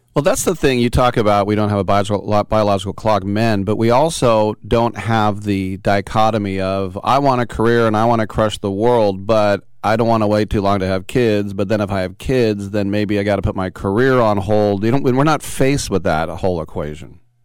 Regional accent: Richmond, California, United States; I'm from lovely Richmond, California

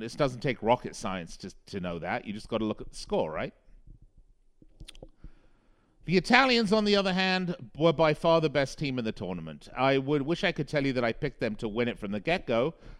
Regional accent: England, United Kingdom; I am from England. I was desperate for England to win.

